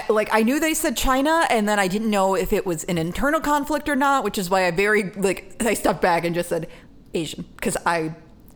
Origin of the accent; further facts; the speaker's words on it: Germany; born there; I was born in Germany.